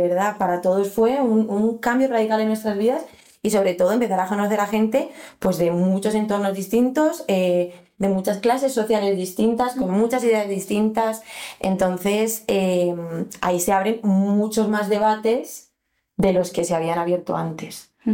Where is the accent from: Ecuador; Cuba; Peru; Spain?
Spain; Alcorcón, Community of Madrid; nosotras crecimos en Alcorcón